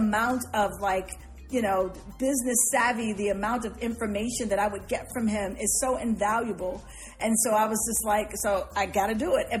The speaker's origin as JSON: {"language": "English", "town": "Chicago", "region": "Illinois", "country": "United States", "said": "I'm from Chicago"}